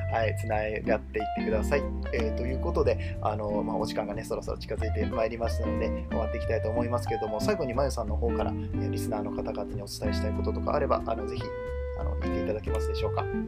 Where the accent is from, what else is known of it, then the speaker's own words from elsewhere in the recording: Nagoya, Aichi, Japan; now in Kobe, Japan; 僕ねもともと名古屋出身ではい